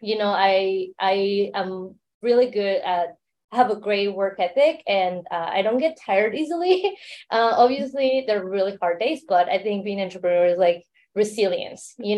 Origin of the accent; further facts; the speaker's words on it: Mexico City, Mexico; accent: Mexican; now in San Francisco, United States; I am based in San Francisco to begin, but I grew up in Mexico City. So um, you hear that accent, it's Mexican accent